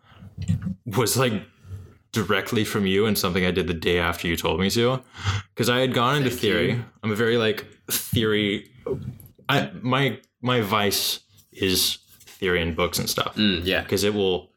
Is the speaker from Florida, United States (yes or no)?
yes; Florida, United States; I'm from Florida